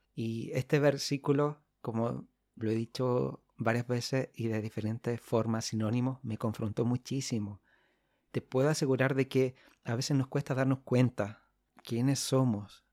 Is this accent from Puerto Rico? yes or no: no; Chile; soy de Chile, del hermoso país de Chile.